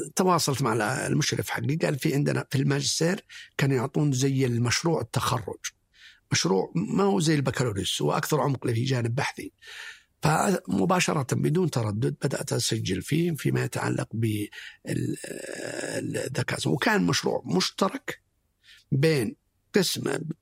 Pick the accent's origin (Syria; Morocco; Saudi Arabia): Saudi Arabia; Abha, Asir; نشأتي كانت في أبها و نشأت آه، آه، يتيم تقريبا